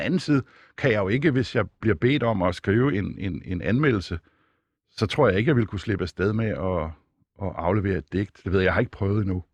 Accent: Denmark; jeg blev født her i Danmark, af hvide forældre

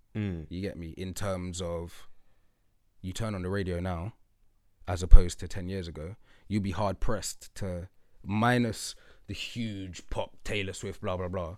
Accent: London, United Kingdom; I'm from Lewisham

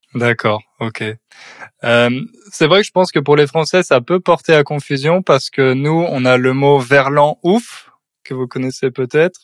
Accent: France

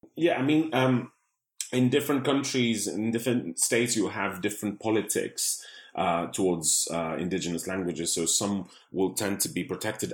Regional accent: Greece; now in London, United Kingdom; I was born in, uh, in Greece in a family that spoke most of these languages

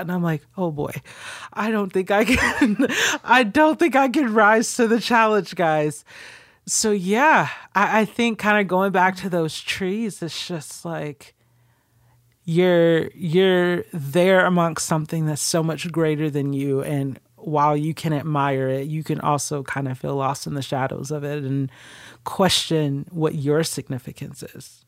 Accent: Stone Mountain, Georgia, United States; also born or lived in California; I grew up specifically in Stone Mountain

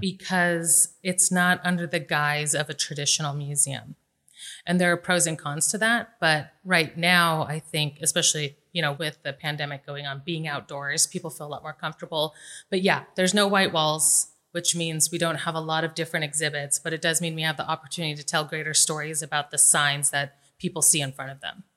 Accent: Las Vegas, Nevada, United States; I was born and raised here in Vegas

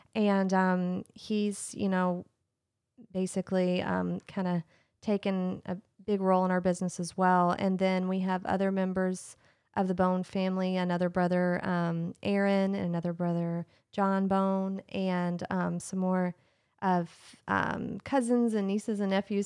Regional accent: Lexington, Kentucky, United States; I was born in Lexington, um, I was born at UK Hospital

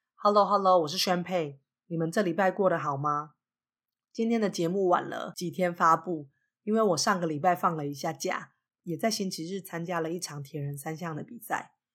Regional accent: Taiwan; moved away as an adult; now in United States; 我对自己的认同就是一个台湾人啊，我在美国也是把自己当成一个外国人

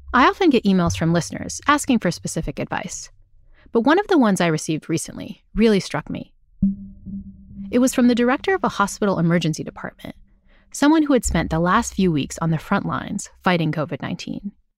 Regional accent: New Bedford, Massachusetts, United States; moved away; We went to high school together back in my hometown of New Bedford, Massachusetts

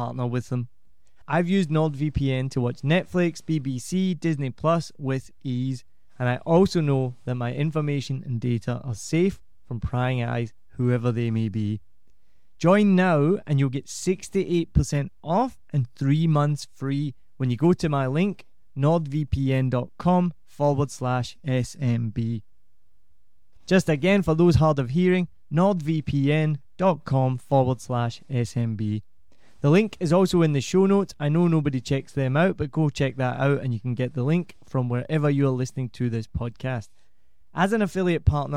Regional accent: Glasgow, Scotland, United Kingdom; moved away; I'm not Irish, I'm Scottish

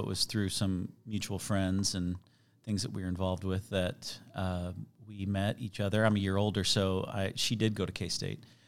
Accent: Chicago, Illinois, United States; also born or lived in Kansas City; now in Overland Park, United States; I was born in Chicago.

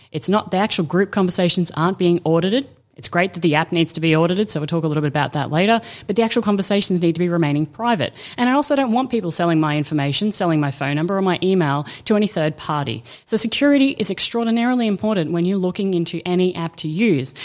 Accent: Australia; I'm Aussie

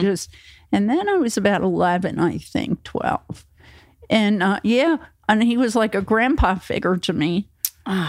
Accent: New Jersey, United States; moved away as an adult; also born or lived in Florida; I was from Jersey

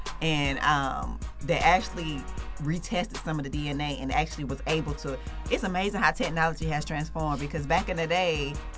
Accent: Atlanta, Georgia, United States; born or raised there

